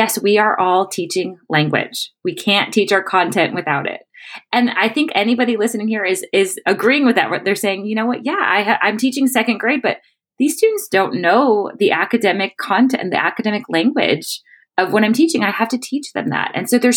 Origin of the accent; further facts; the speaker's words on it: Chicago, Illinois, United States; moved away as an adult; now in Panama City, Panama; I am from Chicago, born and raised